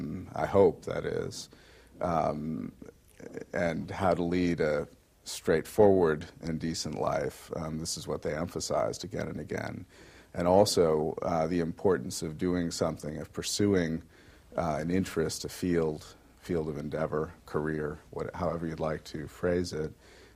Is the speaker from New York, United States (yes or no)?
yes; Utica, New York, United States; Well, I attended in my hometown of Utica, New York, John F. Hughes School, and then Utica Free Academy.